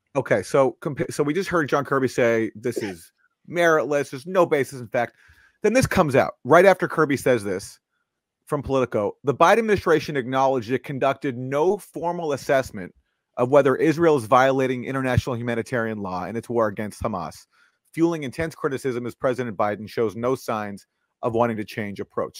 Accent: Canada; I'm from Canada

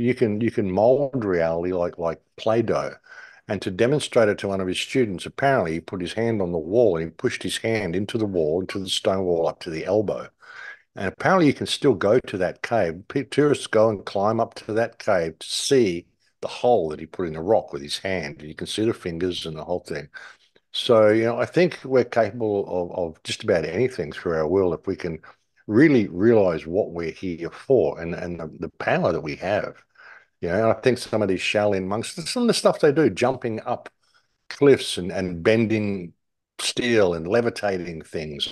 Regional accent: England, United Kingdom; being an English person

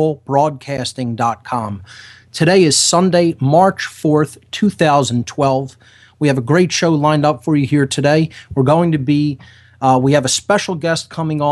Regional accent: Philadelphia, Pennsylvania, United States; right here in my hometown, right in the Philadelphia area

